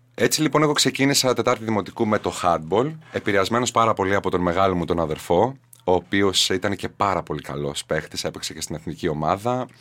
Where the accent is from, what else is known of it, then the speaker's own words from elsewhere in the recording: Katerini, Central Macedonia, Greece; moved away; Γεννήθηκα και μεγάλωσα στην Κατερίνη